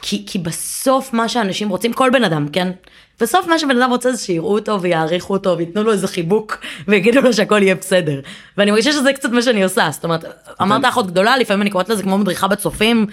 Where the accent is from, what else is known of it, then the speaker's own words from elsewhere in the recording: Givatayim, Tel Aviv District, Israel; גדלתי בגבעתיים